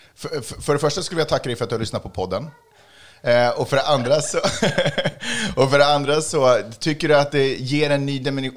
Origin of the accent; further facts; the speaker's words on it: Stockholm, Stockholm County, Sweden; Jag är från Stockholm. Jag är född och uppvuxen i Stockholm